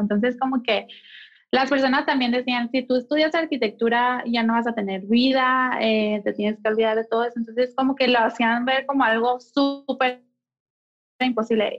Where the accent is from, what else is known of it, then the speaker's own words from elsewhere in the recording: Mexicali, Baja California, Mexico; moved away as an adult; now in Mexico City, Mexico; nací, crecí y estudié en Mexicali, Baja California